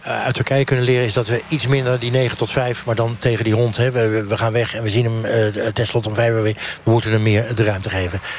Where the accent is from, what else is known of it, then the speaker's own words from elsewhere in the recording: Netherlands; Wij willen als Hollanders, zeg ik maar even als vertegenwoordiger daarvan